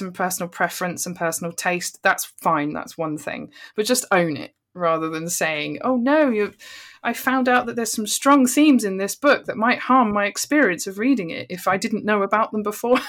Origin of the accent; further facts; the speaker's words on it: Bristol, South West England, United Kingdom; I'm from, I'm from Bristol